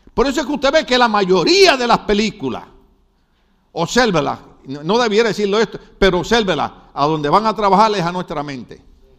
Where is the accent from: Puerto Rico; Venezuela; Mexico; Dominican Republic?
Puerto Rico; soy puertorriqueño